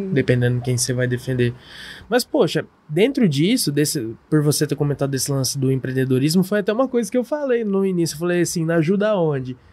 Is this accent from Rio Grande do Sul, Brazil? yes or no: no; interior of São Paulo state, Brazil; mesmo sendo interior, nosso interior não tem um sotaque igual de São Paulo capital